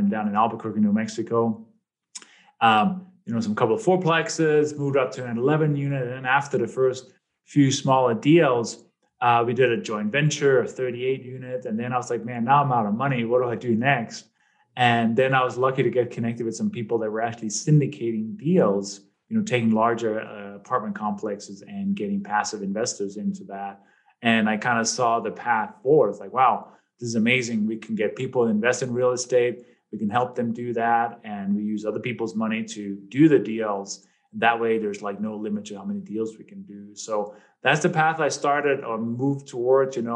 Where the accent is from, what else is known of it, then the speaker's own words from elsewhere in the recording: Denmark; English is a second language; moved away as an adult; now in United States; people may detect a little bit of an accent. And as you in the intro, you said, you know, I came from Denmark. I've been here. I've literally been in the U.S. for half of my life now. I just turned 50 this year.